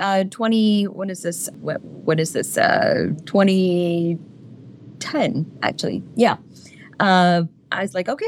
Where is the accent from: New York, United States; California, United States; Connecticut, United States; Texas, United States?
Texas, United States; Houston; also born or lived in India; I was born in India, but I was raised completely until I was in the 12th grade here in Houston, Texas